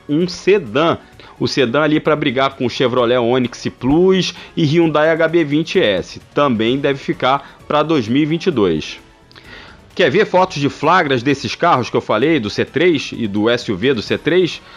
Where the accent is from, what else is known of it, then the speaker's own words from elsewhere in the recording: Rio de Janeiro, Brazil; accent: carioca; Desculpa aí o, o sotaque carioca